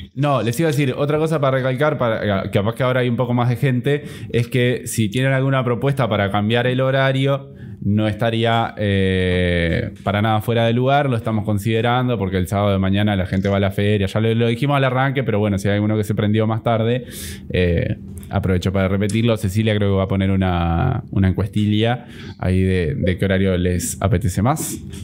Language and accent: Spanish; Interior of Uruguay, Uruguay; las únicas personas del interior que pueden hablar del interior somos José y yo